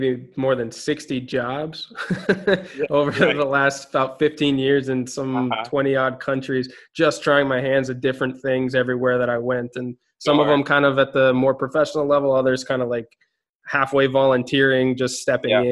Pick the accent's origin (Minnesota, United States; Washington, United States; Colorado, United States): Minnesota, United States; moved away; growing up in Minnesota